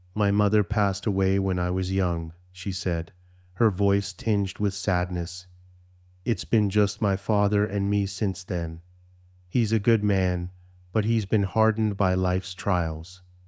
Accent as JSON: {"language": "English", "country": "Canada", "said": "although I'm Canadian, my heritage is Indian"}